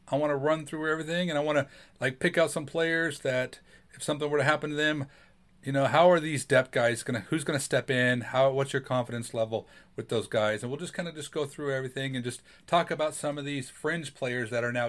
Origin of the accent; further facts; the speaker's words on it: California, United States; my loyalty and my teams are a little bit odd because I was raised in California.